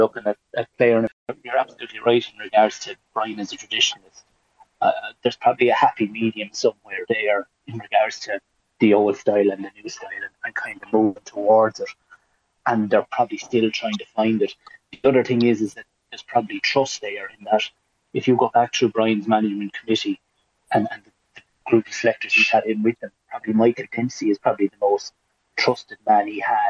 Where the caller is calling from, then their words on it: Spain; I'm in Spain and on at the moment